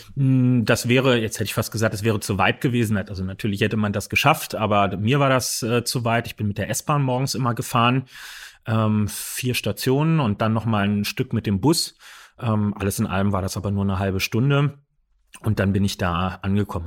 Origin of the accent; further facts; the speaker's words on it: Berlin, Germany; Wir sind alles gebürtige Berliner. Wir sind damit groß geworden